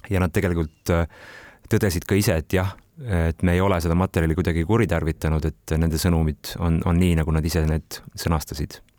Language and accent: Estonian; Kohila, Rapla County, Estonia; ma olen Kohilast kolme kilomeetri kaugusel sündinud ja kasvanud Rabivere metsade vahel